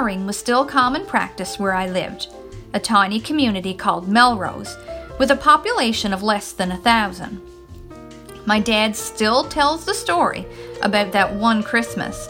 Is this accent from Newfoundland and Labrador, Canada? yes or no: yes; Newfoundland and Labrador, Canada; I am from Newfoundland, which is a small province on the east coast of Canada